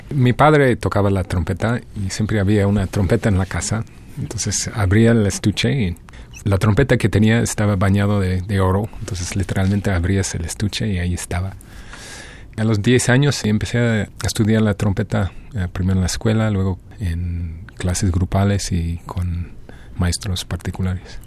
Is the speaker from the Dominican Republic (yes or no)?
no; Detroit, Michigan, United States; Spanish is a second language; moved away as an adult; now in Mexico City, Mexico; Mi pueblo natal, que es Detroit